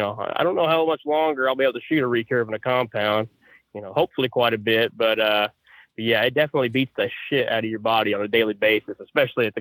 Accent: Perry, Oklahoma, United States; now in Missouri, United States; I grew up in Perry, Oklahoma, kind of well nationally known for their wrestling

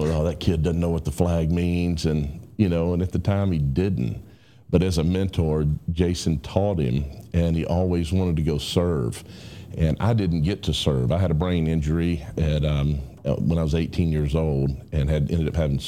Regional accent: Tuscaloosa, Alabama, United States; I grew up in Tuscaloosa, born and raised in Tuscaloosa

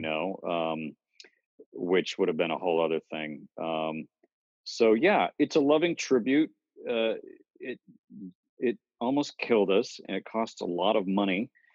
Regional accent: Cape Cod, Massachusetts, United States; we grew up on Cape Cod, Massachusetts

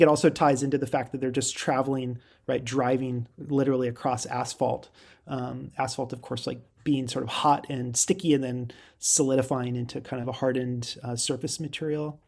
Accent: Girdwood, Alaska, United States; moved away; I grew up in Alaska. I guess that's the way I sort of describe myself. Um, and, um, specifically, I grew up in Girdwood.

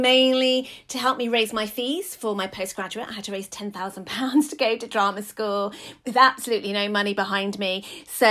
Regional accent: London, United Kingdom; I grew up in Hackney

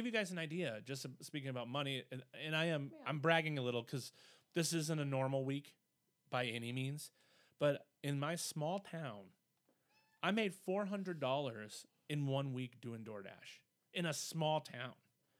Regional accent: Wisconsin, United States; Well, we are from Wisconsin

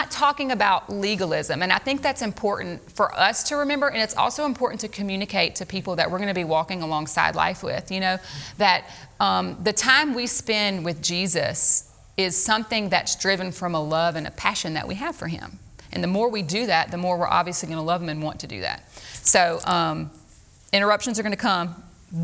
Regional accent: Louisiana, United States; moved away; we're from Louisiana

